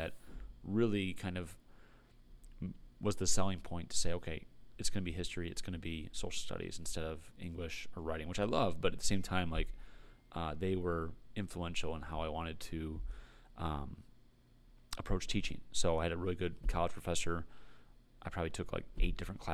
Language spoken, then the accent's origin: English; Pinckney, Michigan, United States; I grew up in Pinckney, was a Pinckney grad, 2006